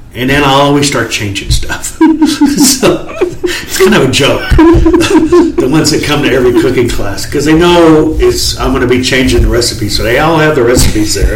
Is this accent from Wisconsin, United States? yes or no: no; Dallas, Texas, United States; We grew up in East Dallas